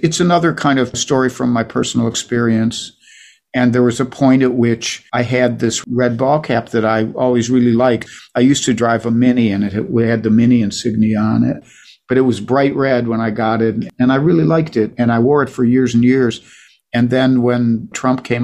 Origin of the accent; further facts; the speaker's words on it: Ohio, United States; Alex Bevan, who's a great singer-songwriter who I grew up with in Ohio